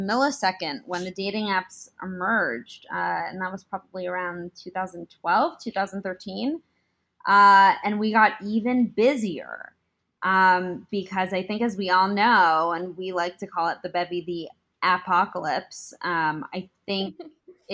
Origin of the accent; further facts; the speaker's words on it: Beverly Hills, California, United States; moved away as an adult; now in New York City, United States; I grew up on the mean streets of Beverly Hills, California, and then went to NYU for college